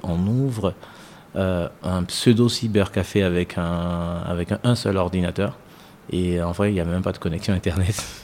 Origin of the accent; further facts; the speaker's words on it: Côte d’Ivoire; moved away as an adult; also born or lived in France; now in Côte d'Ivoire; je suis ivoirien, mais franco-ivoirien on va dire